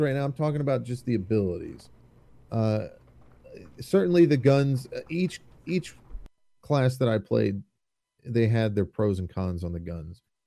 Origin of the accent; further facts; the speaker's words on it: United States; I'm American.